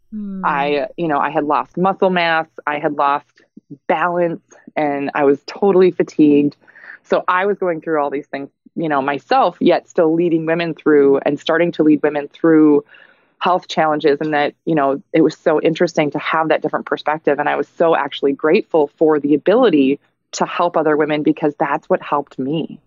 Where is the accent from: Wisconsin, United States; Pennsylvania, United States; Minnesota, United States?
Minnesota, United States; moved away; I'm looking at moving back to my home state of Minnesota